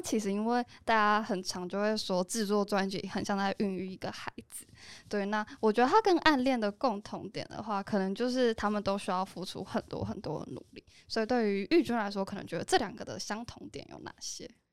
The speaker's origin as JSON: {"language": "Chinese", "region": "Taoyuan", "country": "Taiwan", "said": "其实我也是桃园人，但我也，我也不觉得我是桃园人"}